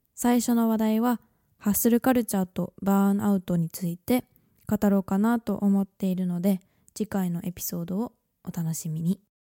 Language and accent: Japanese; Japan; moved away as an adult; now in London, United Kingdom; 日本で生まれ育ったんですけど2018年にイギリスの大学に入学してからロンドンで